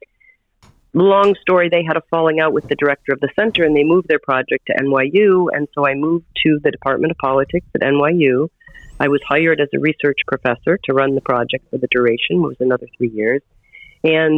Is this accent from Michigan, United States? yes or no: yes; Detroit, Michigan, United States; moved away as an adult; also born or lived in New York City; now in New York, United States; I'm from Detroit, and I wanted to be a Broadway actress, and I moved to New York when I was 18